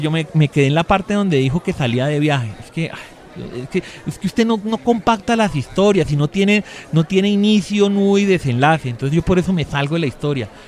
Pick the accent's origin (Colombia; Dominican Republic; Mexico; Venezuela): Colombia; yo, yo soy un colombiano promedio, a mí me gusta la gaseosa, la agüita, cosas que rindan, el almuerzo corriente